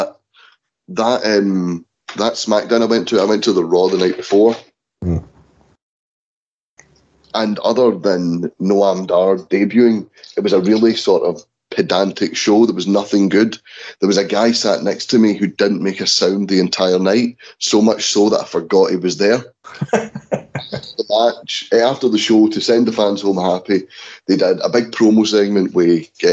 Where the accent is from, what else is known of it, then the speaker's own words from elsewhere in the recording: Scotland, United Kingdom; As a Scottish person